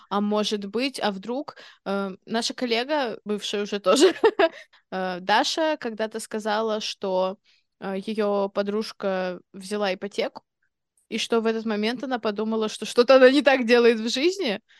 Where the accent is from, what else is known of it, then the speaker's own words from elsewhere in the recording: England, United Kingdom; Извините, я из Англии просто.